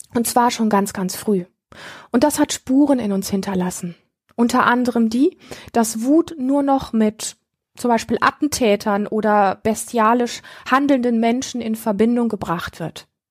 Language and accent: German; Germany; hier bei uns in Deutschland